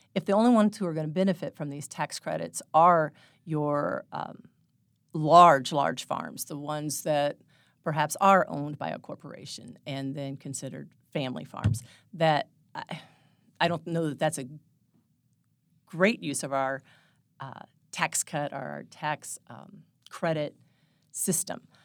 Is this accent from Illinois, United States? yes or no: no; Phelps County, Missouri, United States; also born or lived in Saint Louis; I grew up in Phelps County, spent all my life here, except for one year.